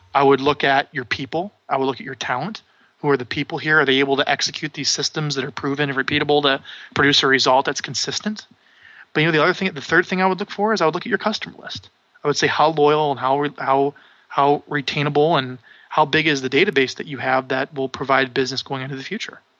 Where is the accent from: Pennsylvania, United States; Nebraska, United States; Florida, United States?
Nebraska, United States; Omaha; I'm from Omaha, Nebraska.